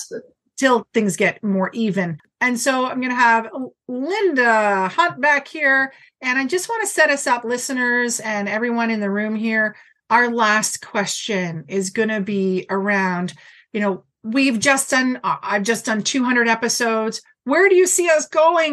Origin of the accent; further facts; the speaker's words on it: Brantford, Ontario, Canada; moved away; my hometown of Brantford, but in Ontario